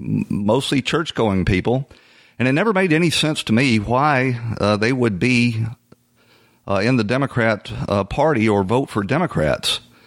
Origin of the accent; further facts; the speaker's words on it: Atlanta, Georgia, United States; I'm from Atlanta. I spent 30 years in the fire department for the city of Atlanta, and I usually worked on the south side of Atlanta.